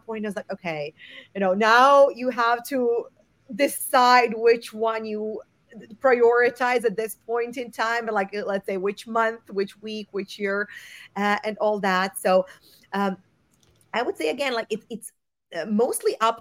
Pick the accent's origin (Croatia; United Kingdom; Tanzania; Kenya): Croatia; Zagreb, City of Zagreb; moved away as an adult; also born or lived in Portugal / Barcelona, Spain; now in Munich, Germany; I was born and raised in Croatia, in Zagreb.